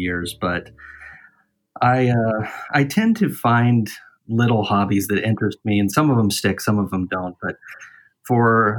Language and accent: English; Litchfield Park, Arizona, United States; moved away; also born or lived in St. Anthony, Idaho / Pleasanton; I was primarily raised in Arizona, in the West Valley. So the Phoenix area, not Phoenix itself, though. We call it the West Valley. The town that I'm from is called Litchfield Park.